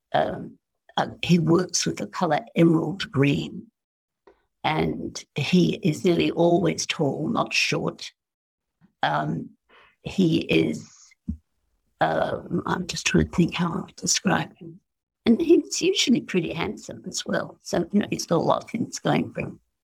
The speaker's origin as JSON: {"language": "English", "country": "Australia", "said": "as an Australian"}